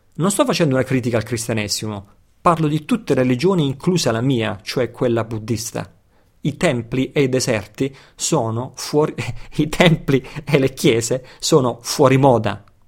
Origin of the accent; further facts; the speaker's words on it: Italy; nato e cresciuto in Occidente, nato e cresciuto in Italia